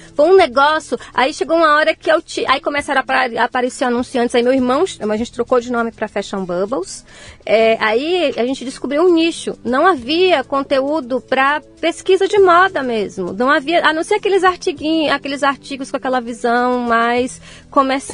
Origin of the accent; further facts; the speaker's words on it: interior of Bahia, Brazil; moved away; eu sou do interior, do interior da Bahia